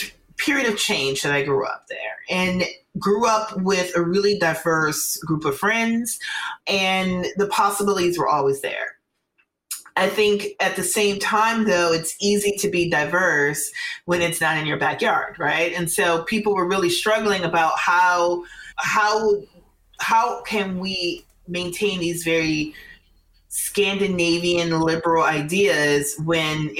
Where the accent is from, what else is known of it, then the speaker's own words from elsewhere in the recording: Minneapolis, Minnesota, United States; I grew up there in the 90s, primarily the 80s and 90s